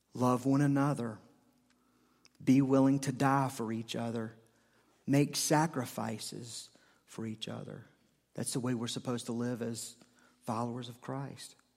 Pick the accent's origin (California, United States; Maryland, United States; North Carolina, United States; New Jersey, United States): North Carolina, United States; Charlotte; I'm from Charlotte